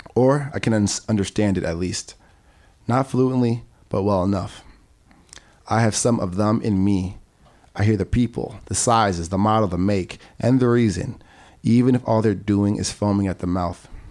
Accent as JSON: {"language": "English", "town": "New York City", "region": "New York", "country": "United States", "tie": "born or raised there", "said": "I was born in Corona"}